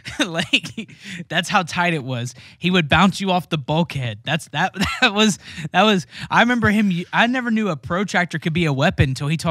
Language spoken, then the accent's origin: English; Ohio, United States; I'm from Ohio. We know. Everyone there's from Ohio.